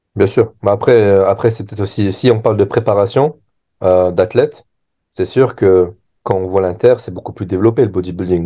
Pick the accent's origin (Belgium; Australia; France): France; en tant que Français